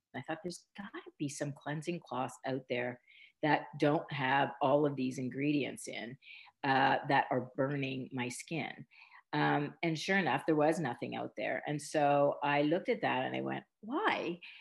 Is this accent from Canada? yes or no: yes; Ontario, Canada; I'm, Canadian, and I grew up in a small Mennonite community